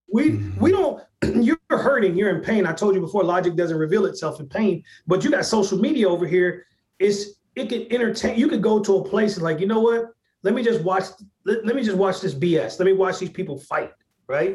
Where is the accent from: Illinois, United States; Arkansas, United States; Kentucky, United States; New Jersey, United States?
Arkansas, United States; Hot Springs; moved away; my hometown in Hot Springs, Arkansas